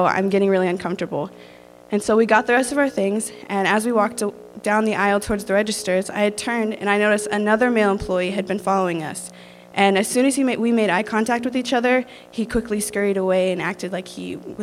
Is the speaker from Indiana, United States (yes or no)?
yes; Rensselaer, Indiana, United States; I'm from Rensselaer, Indiana